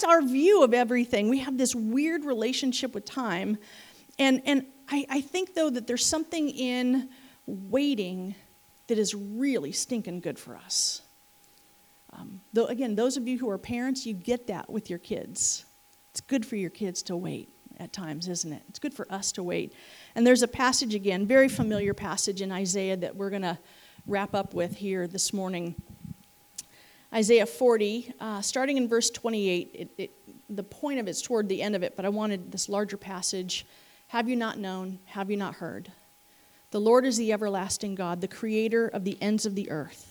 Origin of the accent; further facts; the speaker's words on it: California, United States; moved away as an adult; now in Missouri, United States; being a California girl